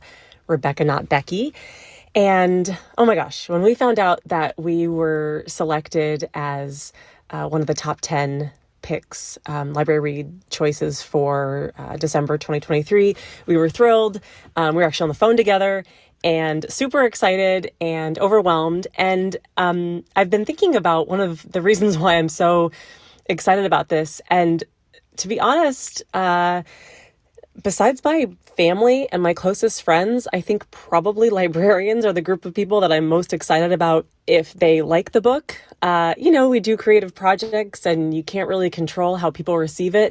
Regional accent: Denver, Colorado, United States; now in Washington, D.C., United States; I grew up in Denver, Colorado, and I spent a lot of time in the Cherry Creek Public

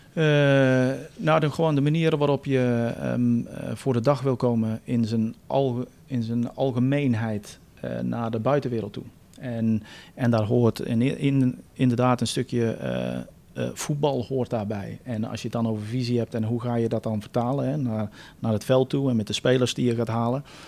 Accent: United States; now in Netherlands; Ik ben Amerikaans

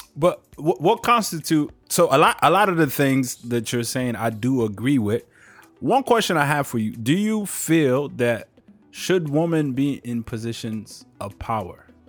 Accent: Maryland, United States; I grew up in Maryland

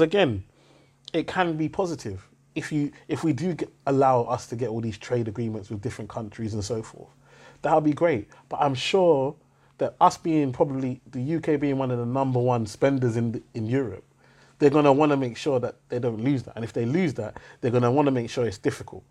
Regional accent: United Kingdom; I always said British

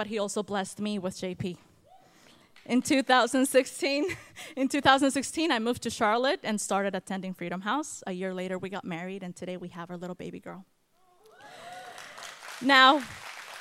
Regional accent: Guatemala; moved away as an adult; also born or lived in California; now in North Carolina, United States; I was born in California, but raised in Guatemala

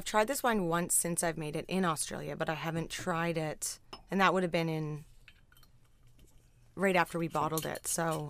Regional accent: Ontario, Canada; Yeah, I'm from Southern Georgian Bay.

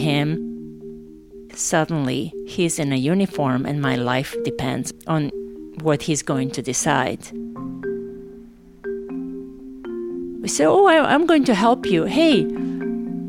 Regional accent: Novi Sad, Vojvodina, Serbia; moved away as an adult; also born or lived in Sarajevo, Bosnia and Herzegovina; going to my hometown

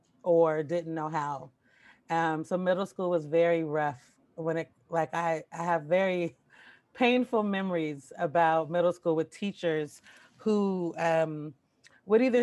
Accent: Portland, Oregon, United States; also born or lived in Paterson, New Jersey; So I was born in Paterson, New Jersey, and I grew up in Portland, Oregon

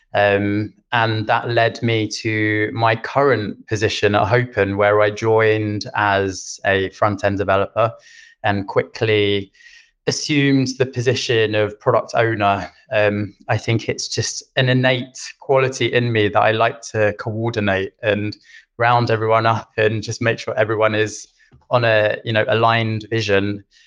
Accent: London, United Kingdom; moved away as an adult; now in Stockholm, Sweden; I am originally from London. I've been in Sweden for five years now

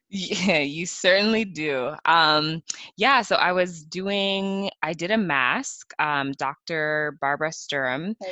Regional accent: Canada; growing up in Canada

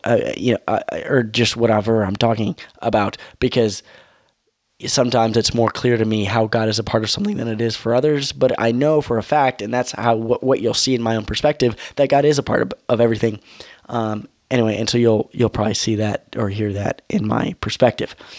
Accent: United States; I'm an American

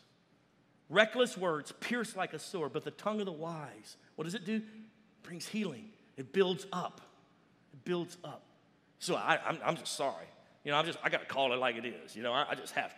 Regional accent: Louisiana, United States; now in Dallas, United States; I'm from Louisiana

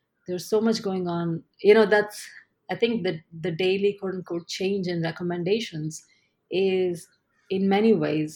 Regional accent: Ahmedabad, Gujarat, India; moved away as an adult; now in New York, United States; I grew up in a city called Ahmedabad, which is in the western part of the country.

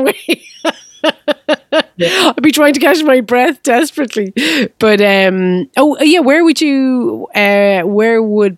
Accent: Limerick, Munster, Ireland; I grew up in Limerick City

